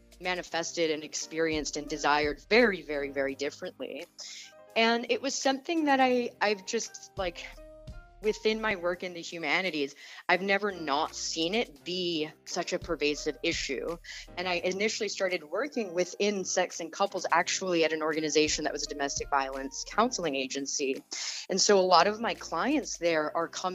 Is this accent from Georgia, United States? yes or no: yes; Atlanta, Georgia, United States; I was actually born and raised in Atlanta, Georgia